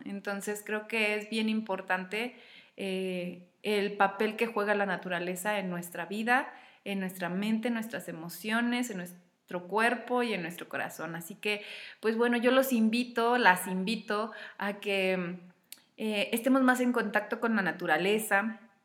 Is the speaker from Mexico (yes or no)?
yes; Mexico; lo que vivimos en México, en mi país